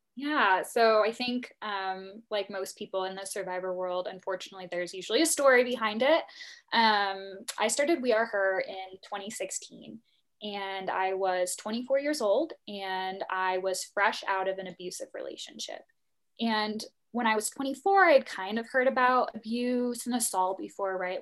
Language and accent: English; Illinois, United States; moved away; very small town, middle of nowhere, Illinois